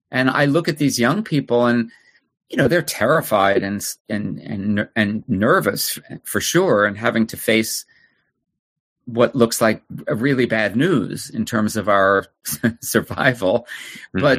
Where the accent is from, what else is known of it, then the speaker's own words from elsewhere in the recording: New Jersey, United States; New Jersey, okay. a suburb in New Jersey.